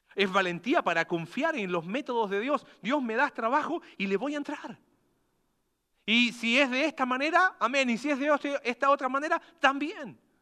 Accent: Coquimbo, Chile; ¿de dónde eres tú? De Coquimbo.

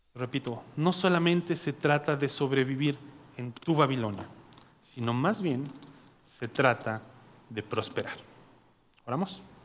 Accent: Naucalpan, State of Mexico, Mexico; yo soy de Naucalpan, o sea, este es mi barrio y mi barrio me respalda

